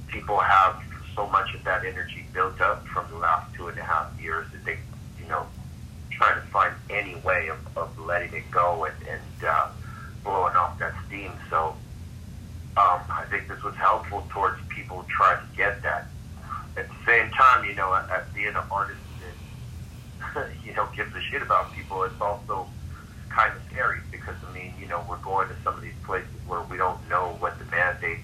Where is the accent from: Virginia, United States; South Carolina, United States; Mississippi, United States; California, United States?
California, United States; Los Angeles; regular, you know, kids growing up in Los Angeles